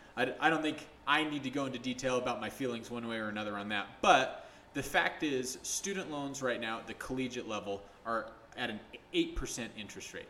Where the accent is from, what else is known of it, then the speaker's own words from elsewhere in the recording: St. George, Utah, United States; also born or lived in Salt Lake City, Utah; I grew up here in Utah for the most part. Um, grew up in St. George for the majority of it, moved back here for high school